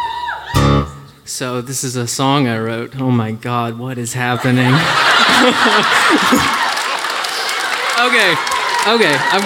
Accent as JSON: {"language": "English", "town": "Nashville", "region": "Tennessee", "country": "United States", "said": "I am from Nashville, actually."}